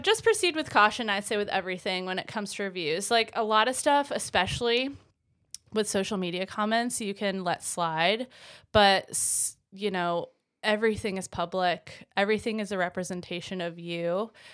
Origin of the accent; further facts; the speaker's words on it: Vermont, United States; moved away as an adult; also born or lived in Greensboro, North Carolina; I'm originally from Vermont. I, uh, grew up there, um, for about twenty-four years.